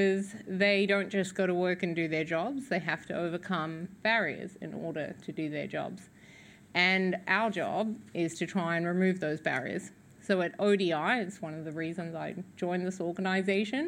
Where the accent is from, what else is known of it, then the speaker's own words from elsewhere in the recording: New Zealand; being a New Zealander and a former UN Women colleague